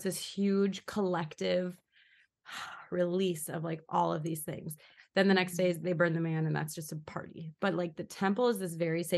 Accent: Minnesota, United States; I grew up in Minnesota

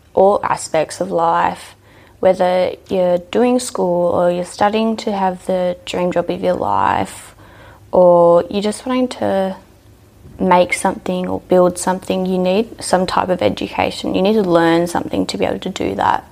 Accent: Dubbo, New South Wales, Australia; also born or lived in Orange / Mendooran; I grew up in Dubbo most of my life

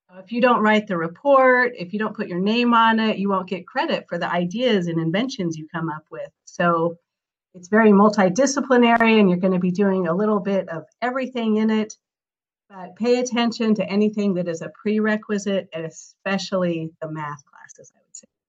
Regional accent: Colorado Rocky Mountains, United States; I grew up in Colorado Rocky Mountains

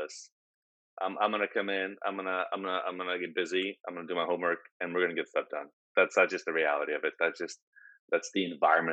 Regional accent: Portland, Oregon, United States; I'm from Portland, right? 20 years in Portland

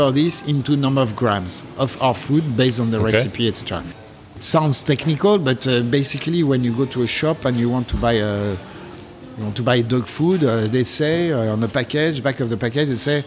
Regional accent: France; accent: French; English is a second language; now in Japan; I'm French, in case you didn't notice with my accent.

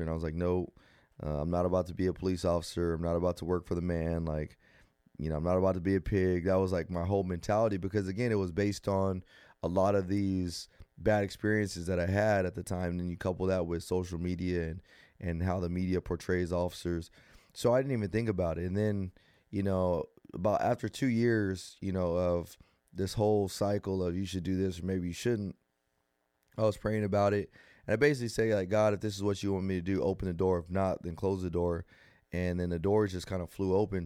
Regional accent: Rialto, California, United States; growing up in Rialto, it was good

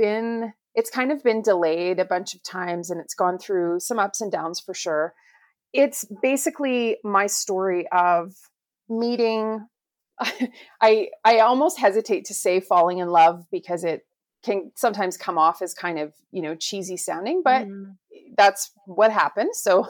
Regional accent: Calgary, Alberta, Canada; So yeah, I'm from Calgary, Alberta, which is in Canada. And Mary B tells me that I'm the first Canadian guest on the podcast, which is super awesome.

